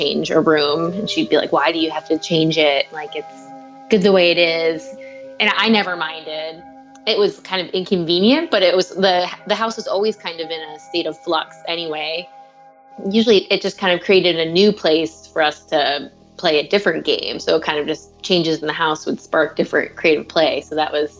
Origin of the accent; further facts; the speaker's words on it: Barnstead, New Hampshire, United States; We grew up with the same 60 kids in the same classroom for, you know, kindergarten to eighth grade